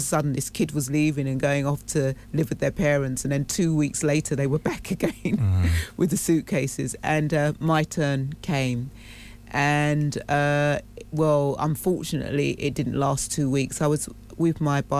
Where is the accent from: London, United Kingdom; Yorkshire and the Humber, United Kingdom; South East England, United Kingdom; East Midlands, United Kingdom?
London, United Kingdom; also born or lived in Cambridge; Barking side. I grew up in a Bernarda home there